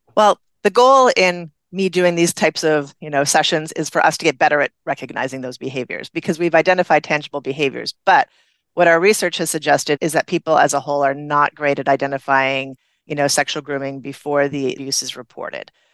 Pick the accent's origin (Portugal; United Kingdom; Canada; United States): Canada; moved away; I'm originally from Canada